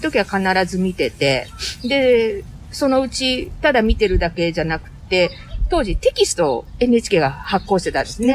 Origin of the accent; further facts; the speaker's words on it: Kiyosu, Aichi, Japan; moved away as an adult; also born or lived in Nagoya; now in Dubai, United Arab Emirates; 名古屋市郊外の、織田信長と同じ清須市出身です